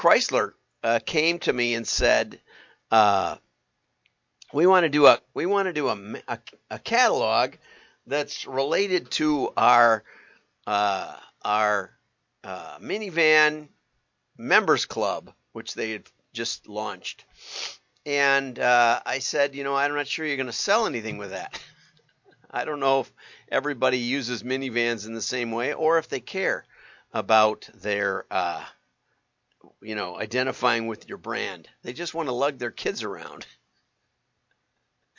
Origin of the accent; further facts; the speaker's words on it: America's Dairyland, Wisconsin, United States; I grew up in America's Dairyland.